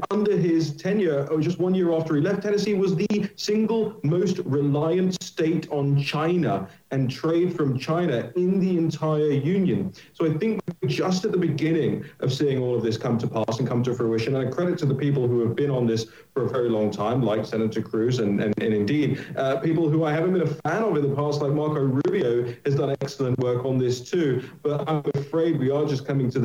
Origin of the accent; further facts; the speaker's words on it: United Kingdom; now in United States; my home country of the United Kingdom